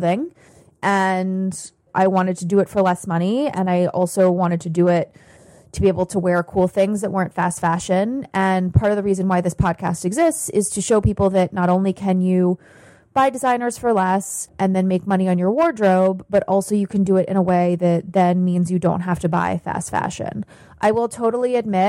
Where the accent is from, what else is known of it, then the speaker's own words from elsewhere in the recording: United States; as an American